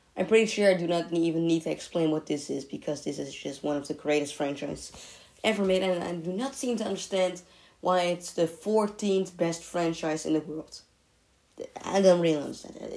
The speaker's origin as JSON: {"language": "English", "country": "Netherlands", "said": "I'm coming from the Netherlands. It's a beautiful country"}